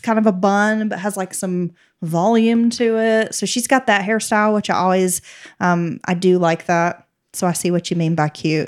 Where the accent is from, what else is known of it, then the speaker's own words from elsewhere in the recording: Appalachia, United States; growing up in the South and in Appalachia specifically, we come from, like, big families that live very close to each other.